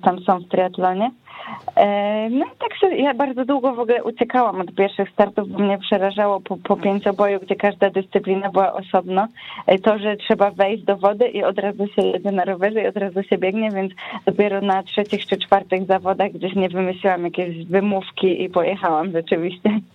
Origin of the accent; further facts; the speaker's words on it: Wrocław, Lower Silesian Voivodeship, Poland; wróciłam do Wrocławia